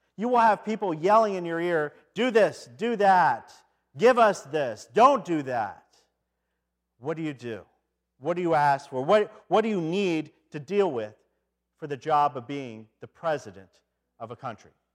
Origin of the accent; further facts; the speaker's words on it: Detroit, Michigan, United States; I come from Detroit